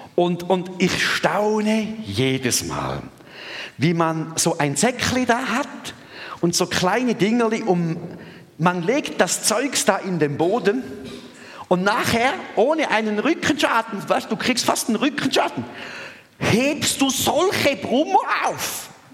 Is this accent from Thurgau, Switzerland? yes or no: yes; Thurgau, Switzerland; ich bin im Durgau aufgewachsen und in, in Mostindien